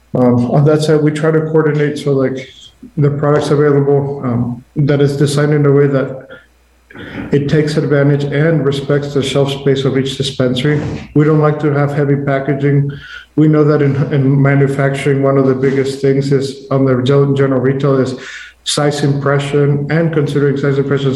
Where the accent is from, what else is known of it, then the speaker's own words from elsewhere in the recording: Mexico; moved away; I'm originally from Mexico